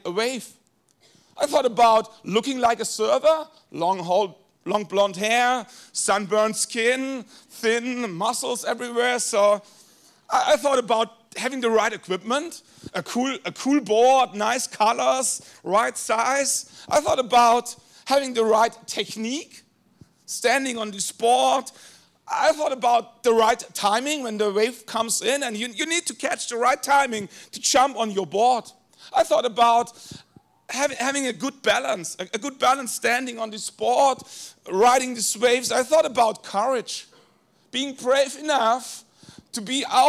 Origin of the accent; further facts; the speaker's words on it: Germany; first language German; English is a second language; I was born in a small village in Germany with maybe 700 people